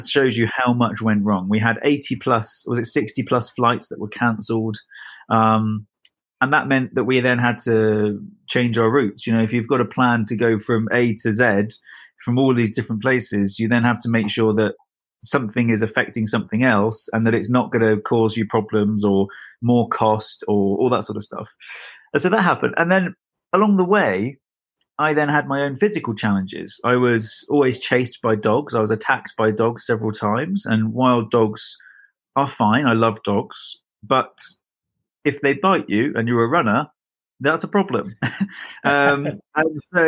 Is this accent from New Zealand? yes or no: no; United Kingdom; being British